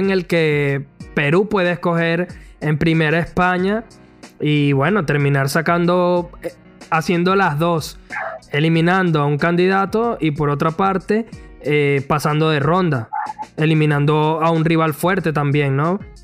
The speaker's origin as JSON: {"language": "Spanish", "country": "Venezuela", "said": "nosotros somos venezolanos"}